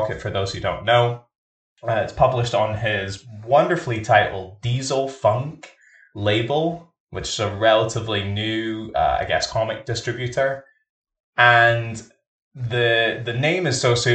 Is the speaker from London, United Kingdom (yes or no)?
no; Scotland, United Kingdom; I'm Scottish and I grew up in a working class background.